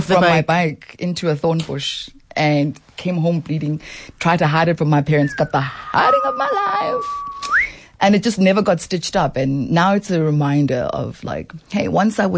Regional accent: Soweto, Gauteng, South Africa; growing up in Soweto

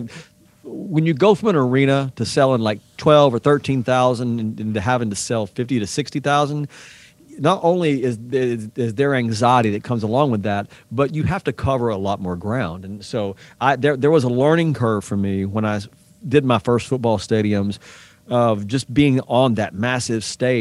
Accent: East Tennessee, United States; we grew up in the same area of East Tennessee

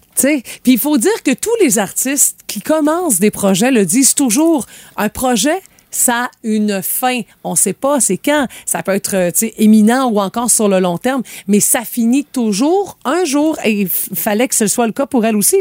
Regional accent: Quebec, Canada; chez nous, au Québec

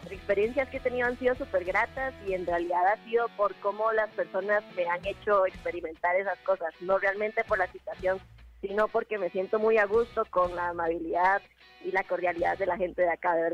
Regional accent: Costa Rica; now in Mexico; De Costa Rica.

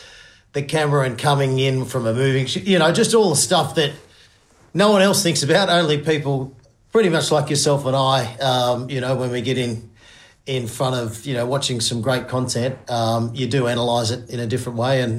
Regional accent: Finley, New South Wales, Australia; Yeah, I grew up in Findlay, New South Wales, with my mum, single mother, and an older brother, Andrew, younger brother, Justin

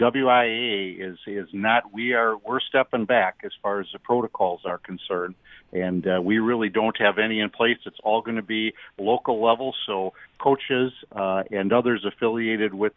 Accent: Stevens Point, Wisconsin, United States; moved away as an adult; also born or lived in West Bend, Wisconsin; Stevens Point is my hometown, but I was able to kind of grow up here

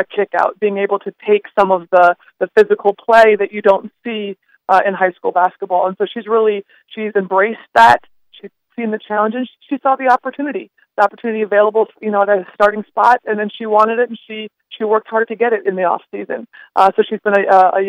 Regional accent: Bloomington, Minnesota, United States; moved away as an adult; now in Fargo, United States; I am from the Twin Cities. I grew up in Bloomington and graduated from Bloomington Jefferson High School.

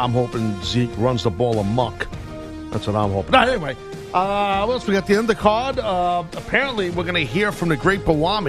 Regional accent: New York, United States; I understand the vernacular already, and I'm from New York.

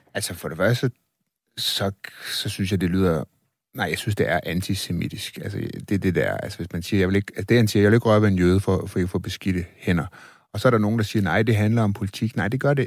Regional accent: Denmark; vi er selvfølgelig også fra Danmark

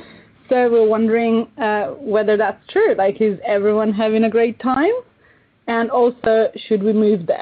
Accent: Italy; now in London, United Kingdom; I'm calling from London, England. I'm Italian.

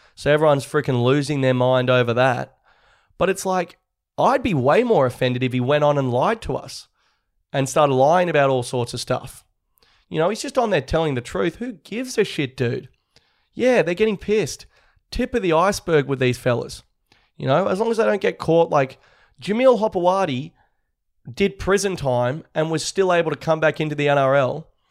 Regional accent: Australia

